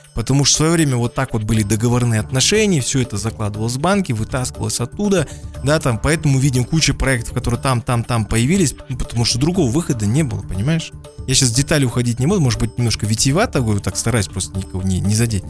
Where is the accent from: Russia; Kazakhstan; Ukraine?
Kazakhstan; я не знаю свой родной язык, как я знаю русский язык и английский даже